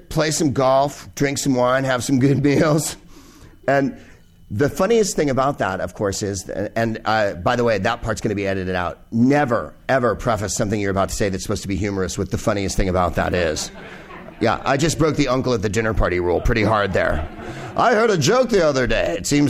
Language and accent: English; San Carlos, California, United States; Well, I grew up in San Francisco, or the San Carlos, to be precise, the whitest place on earth, home of the Plain Yogurt Festival.